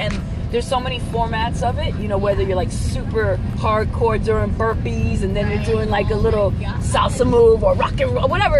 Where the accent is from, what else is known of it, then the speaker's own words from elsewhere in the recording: New York City, New York, United States; I grew up in Brooklyn, New York.